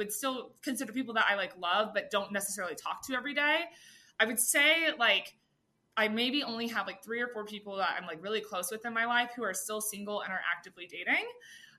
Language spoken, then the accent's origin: English; Austin, Texas, United States; I'm from Austin.